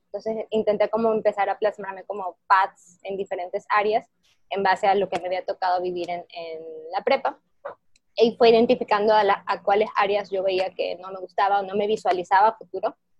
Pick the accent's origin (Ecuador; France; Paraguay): Ecuador; moved away as an adult; also born or lived in Monterrey, Mexico; yo soy de Ecuador y fui a estudiar mi carrera profesional a, México, al TEC de Monterrey